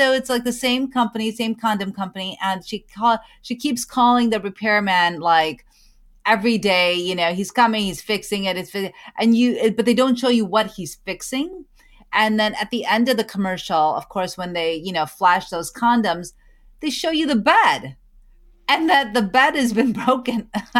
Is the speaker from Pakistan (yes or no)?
yes; Pakistan; Pakistani women, and I'm a Pakistani woman, and that, you know, first and foremost, right?